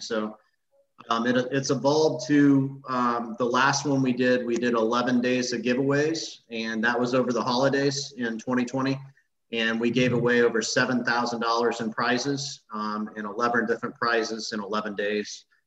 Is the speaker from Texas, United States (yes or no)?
no; Illinois, United States; moved away as an adult; now in Tampa Bay, United States; I grew up in Illinois.